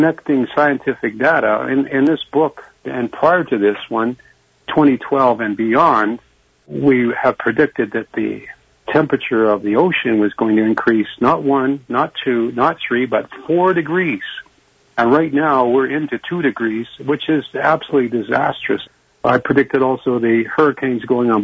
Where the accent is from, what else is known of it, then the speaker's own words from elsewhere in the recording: Canada; I'm a Canadian. I'm not American